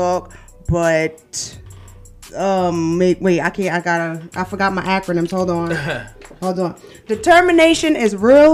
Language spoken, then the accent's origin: English; New York City, New York, United States; I'm from Brooklyn